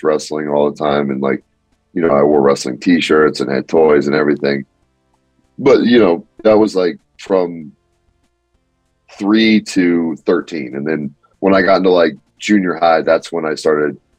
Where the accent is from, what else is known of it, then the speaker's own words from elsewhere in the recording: Palmdale, California, United States; I grew up in Palmdale, Lancaster area, which is like 45 minutes north of Los Angeles.